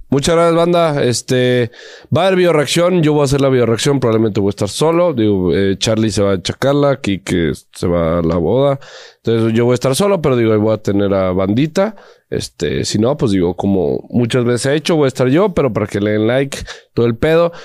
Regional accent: Guadalajara, Jalisco, Mexico; somos de Guadalajara y porque mi familia le va al Atlas

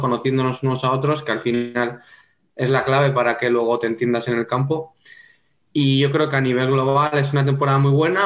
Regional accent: home town of the club Xota, Navarre, Spain; moved away as an adult; es el equipo de mi pueblo, es el equipo que llevo jugando desde los cinco años

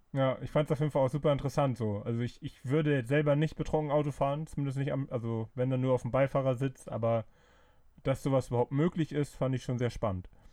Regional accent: Flensburg, Schleswig-Holstein, Germany; ich bin ja äh, gebürtiger Flensburger

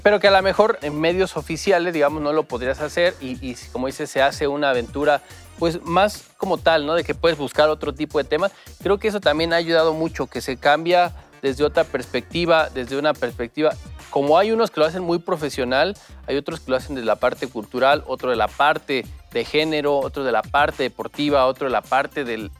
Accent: Mexico; como aficionado mexicano

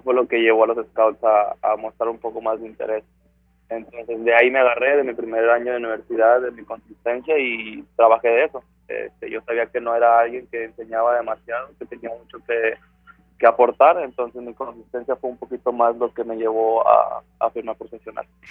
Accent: Ciudad Victoria, Tamaulipas, Mexico; moved away; soy de Ciudad Victoria, Tamaulipas

